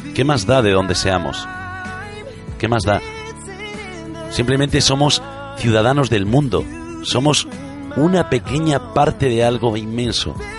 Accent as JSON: {"language": "Spanish", "region": "Galicia", "country": "Spain", "tie": "born or raised there", "said": "Nací y me crié en Galicia y me siento gallego, gallego hasta la médula"}